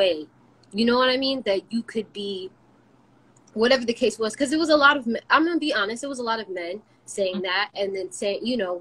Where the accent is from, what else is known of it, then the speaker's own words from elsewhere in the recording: United States; we're from America, yes, or raised in America